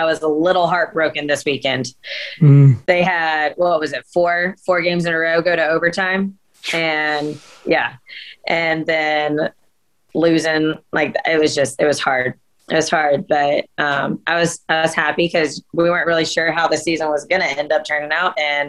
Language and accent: English; Scotland, United Kingdom; I'm Scottish. So, and that's actually filmed where my family lives in Scotland.